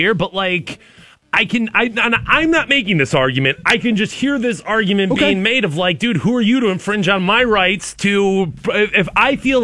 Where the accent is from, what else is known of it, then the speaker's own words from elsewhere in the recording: United States; I as an American